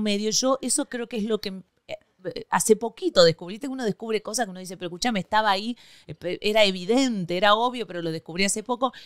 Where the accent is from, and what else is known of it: Argentina; now in Miami, United States